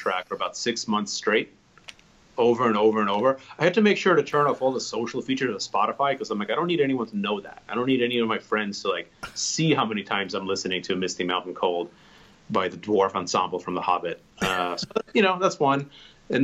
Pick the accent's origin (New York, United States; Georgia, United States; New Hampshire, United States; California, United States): New York, United States; New York City; I grew up in the Bronx and in Parkchester, kind of central Bronx in the mid 80s